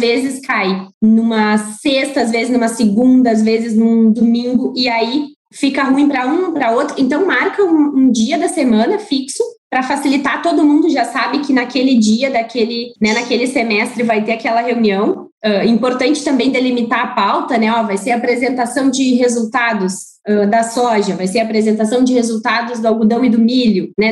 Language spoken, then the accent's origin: Portuguese; Porto Alegre, Rio Grande do Sul, Brazil; moved away as an adult; now in Cuiabá, Brazil; Eu sou gaúcha, natural de Porto Alegre